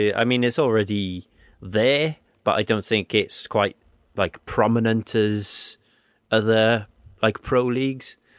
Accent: Wales, United Kingdom; There was very little Welsh taught in my school, and then it was like one lesson a week in high school

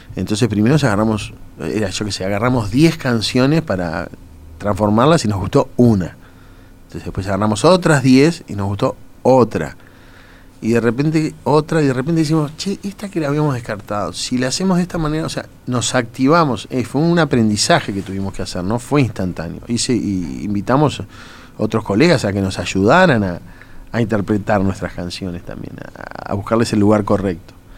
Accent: Uruguay; somos uruguayos

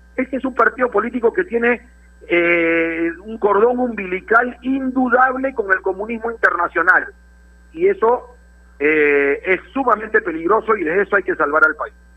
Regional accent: Peru; como comunicadores y principalmente como peruanos

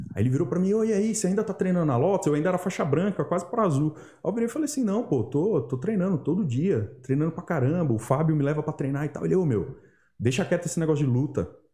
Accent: Brazil; sendo brasileiro

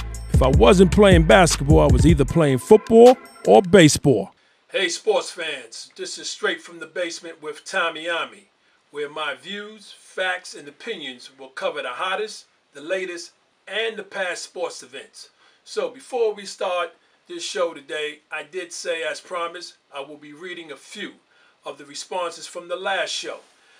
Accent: New York City, New York, United States; I am born and raised in New York City.

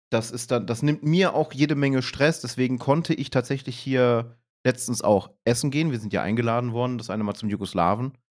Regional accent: Berlin, Germany; Und das ich bin Urberliner.

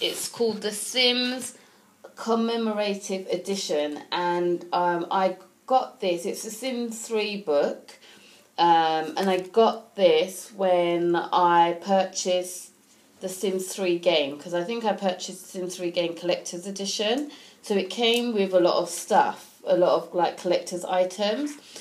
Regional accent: United Kingdom; as a British person

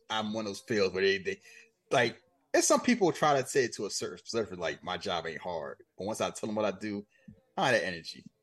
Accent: Nebraska, United States; I'm from Nebraska.

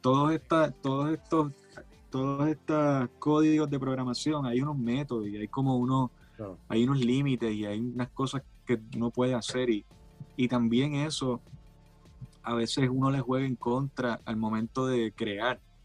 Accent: Puerto Rico; nosotros como puertorriqueños

